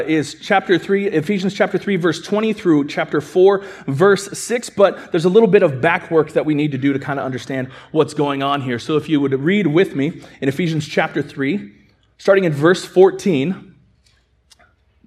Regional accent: California, United States; moved away; I'm from California

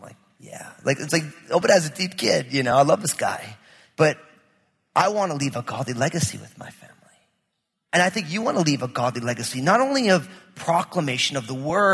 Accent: New Jersey, United States; I'm from New Jersey

